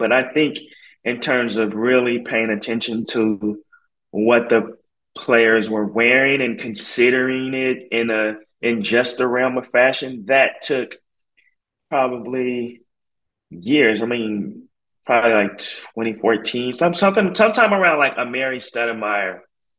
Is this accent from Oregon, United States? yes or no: yes; Portland, Oregon, United States; I grew up in Portland, Oregon